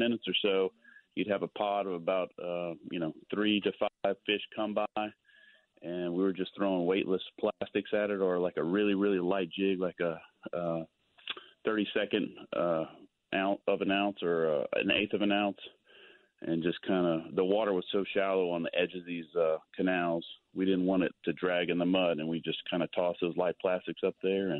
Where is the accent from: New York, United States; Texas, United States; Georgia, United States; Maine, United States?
Texas, United States; moved away; I grew up in Texas